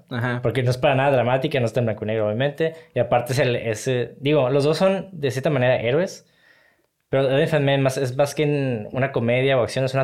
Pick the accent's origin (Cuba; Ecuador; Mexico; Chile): Mexico; Como mexicano, siempre cuando.